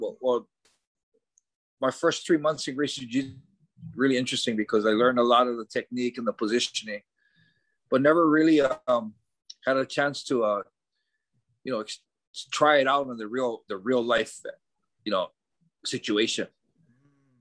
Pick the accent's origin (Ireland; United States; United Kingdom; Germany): United States; Hawaii; moved away as an adult; also born or lived in Japan; Hawaii, living, growing up in Hawaii